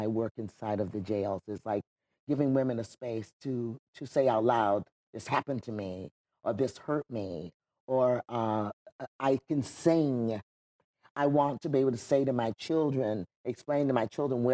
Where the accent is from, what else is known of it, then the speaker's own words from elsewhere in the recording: Wayland, New York, United States; also born or lived in Florida; now in California, United States; ended up living in upstate New York, in Wayland, New York